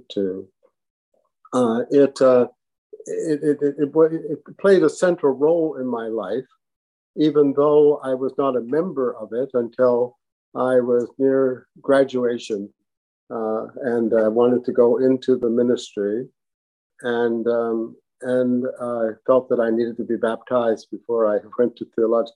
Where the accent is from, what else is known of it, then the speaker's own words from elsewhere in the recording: New Glasgow, Nova Scotia, Canada; moved away; I was born and brought up in New Glasgow, Nova Scotia, in a segregated Black community